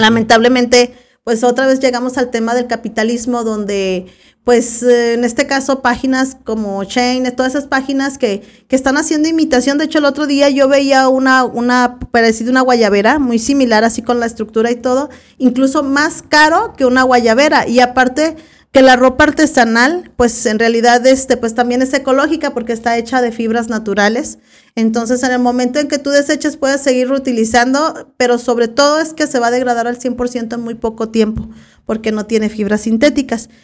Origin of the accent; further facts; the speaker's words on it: Zapotiltic, Jalisco, Mexico; mi pueblo Zapotiltic, de dónde voy a donde eres, yo de Zapotiltic